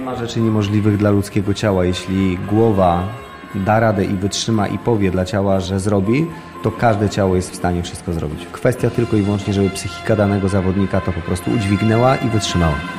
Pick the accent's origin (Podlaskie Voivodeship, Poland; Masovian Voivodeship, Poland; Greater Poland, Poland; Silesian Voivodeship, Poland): Podlaskie Voivodeship, Poland; Białystok; Swoją karierę rozpoczynałem w Białymstoku, ponieważ z Białego Stoku pochodzę.